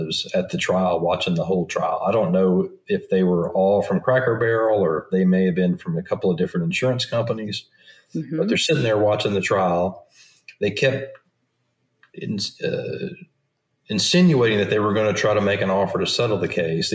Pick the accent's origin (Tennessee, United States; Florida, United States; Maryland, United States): Tennessee, United States; Southeast; I grew up in Southeast Tennessee